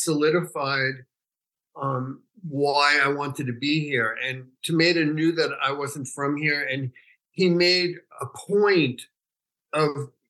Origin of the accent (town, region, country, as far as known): New York City, New York, United States; born or raised there; moved away as an adult; also born or lived in San Francisco / Northern California; now in Los Angeles, United States